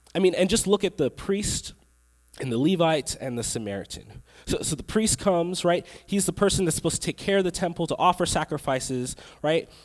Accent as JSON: {"language": "English", "area": "Long Island", "region": "New York", "country": "United States", "tie": "born or raised there", "moved": "yes", "lives_now": "Texas, United States", "said": "I grew up in New York. I grew up on Long Island, which is about an hour away from the city."}